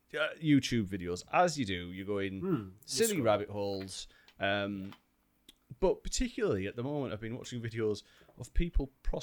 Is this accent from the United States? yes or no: no; United Kingdom; Well, we're British.